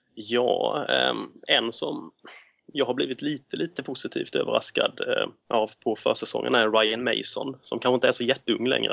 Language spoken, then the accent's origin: Swedish; Småland, Sweden; som, som smålänning